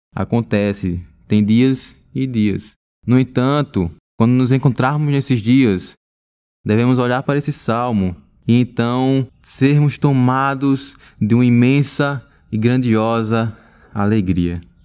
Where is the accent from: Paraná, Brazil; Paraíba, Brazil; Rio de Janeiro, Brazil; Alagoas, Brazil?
Alagoas, Brazil; Teotônio Vilela; moved away as an adult; now in Recife, Brazil; sou de Totônio Vilela, Alagoas